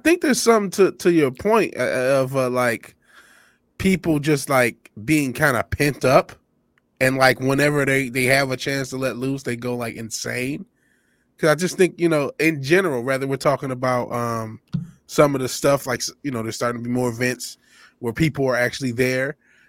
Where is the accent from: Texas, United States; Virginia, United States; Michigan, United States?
Michigan, United States; Detroit; I'm from Detroit.